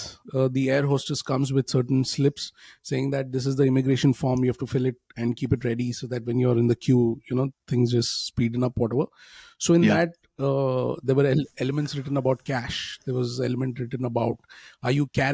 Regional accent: India; moved away; as a family, we are from India

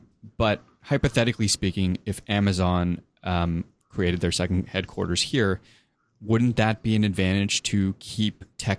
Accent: Canada

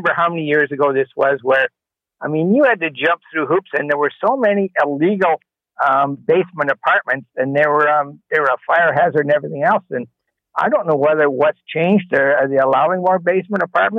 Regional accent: Toronto, Ontario, Canada; I grew up in Toronto, I spent most of my life there.

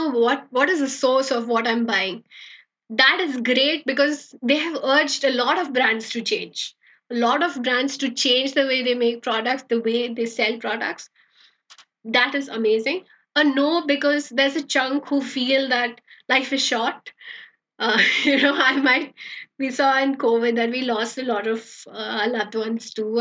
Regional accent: Bangalore, Karnataka, India; also born or lived in Jakarta, Indonesia; I'm from Bangalore

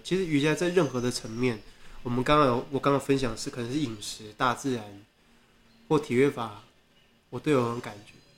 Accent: Taiwan; 台湾人就我跟我的朋友

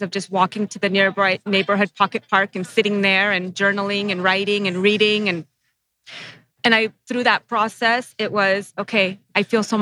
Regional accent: United States; I'm first generation Sri Lankan American

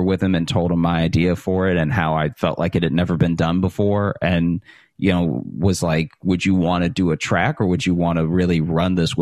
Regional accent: Alexandria, Louisiana, United States; moved away as an adult; also born or lived in Chicago; now in New York City, United States; growing up in Alexandria, Louisiana

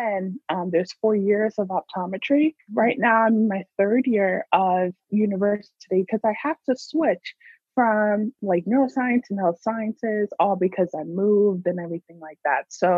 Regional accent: New York, United States; I was born in New York too

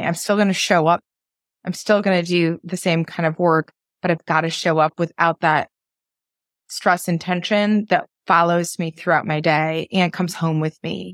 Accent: New England, United States; growing up in New England

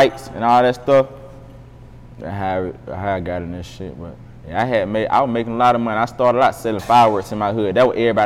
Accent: Moultrie, Georgia, United States; moved away as an adult; I'm from Moultrie, Georgia, 229.

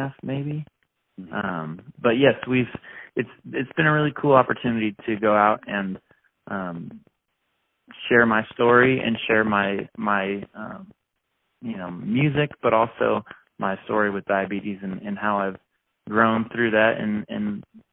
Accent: Oregon, United States; moved away; we're headed up to Oregon for 2.5 weeks, my hometown

